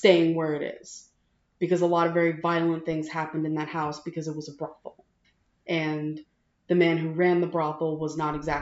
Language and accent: English; New Jersey, United States; growing up in New Jersey